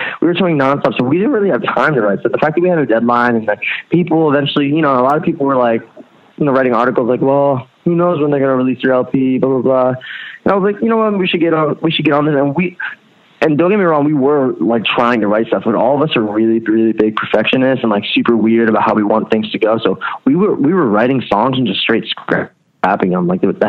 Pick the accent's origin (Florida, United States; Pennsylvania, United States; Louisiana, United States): Pennsylvania, United States; Allentown; but you know, I come from Allentown. That's where I was born.